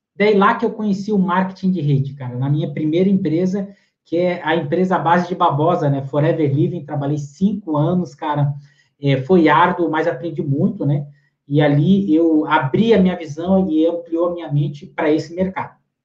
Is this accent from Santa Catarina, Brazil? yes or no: yes; Lages, Santa Catarina, Brazil; now in Palhoça, Brazil; eu sou natural de Lages, aqui em Santa Catarina